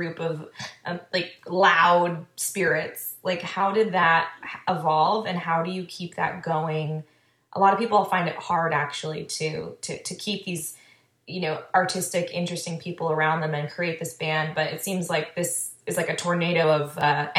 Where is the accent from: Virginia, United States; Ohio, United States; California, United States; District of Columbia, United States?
California, United States; I'm from California